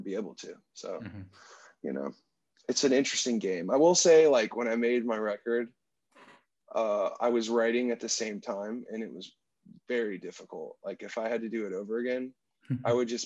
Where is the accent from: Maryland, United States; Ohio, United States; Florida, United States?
Florida, United States; Destin; moved away; also born or lived in Washington, D.C. / Nashville, Tennessee; the town that I grew up in is called Destin, Florida. It's in what they call the Panhandle of Florida